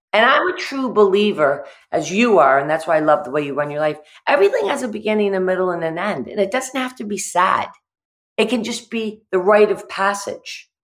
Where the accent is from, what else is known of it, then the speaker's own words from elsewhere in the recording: the Berkshires, Massachusetts, United States; I grew up in the Berkshires